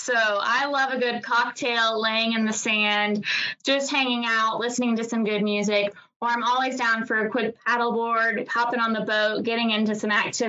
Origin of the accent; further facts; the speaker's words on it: Northwest Florida, United States; I've been born and raised in Northwest Florida, so I have lived in Florida almost my whole life before moving away for just a few years.